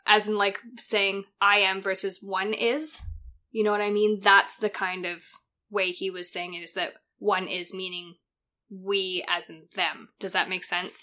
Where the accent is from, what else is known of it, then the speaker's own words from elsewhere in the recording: Canada; now in Australia; being Canadian and coming to Australia